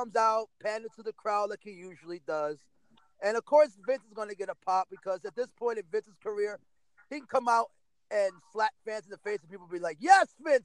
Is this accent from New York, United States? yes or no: yes; New York, United States; I was born in New York.